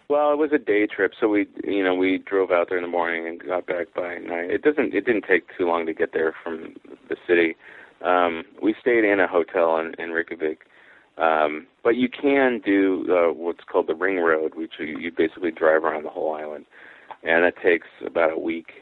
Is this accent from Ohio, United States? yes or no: no; Mount Vernon, Washington, United States; in my hometown, which is Mount Vernon, Washington